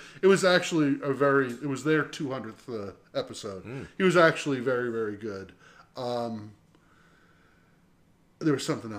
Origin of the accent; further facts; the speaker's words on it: New Jersey, United States; moved away as an adult; I grew up in New Jersey, so I am familiar with both types